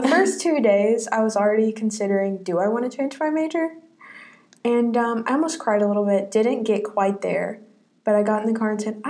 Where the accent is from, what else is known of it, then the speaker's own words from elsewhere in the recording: Middle Tennessee, United States; I'm from Middle Tennessee.